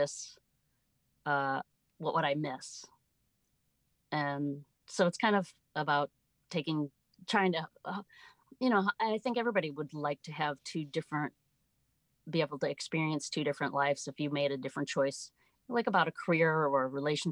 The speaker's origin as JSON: {"language": "English", "town": "Chicago", "region": "Illinois", "country": "United States", "tie": "born or raised there", "also_born_or_lived": "South Florida", "moved": "as an adult", "said": "I grew up in the Midwest, the Chicago okay. area"}